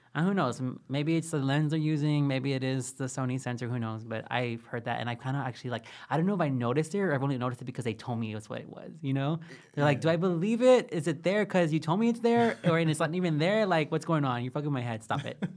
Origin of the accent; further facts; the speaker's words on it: Texas, United States; I'm from Texas. We pronounce things crazy.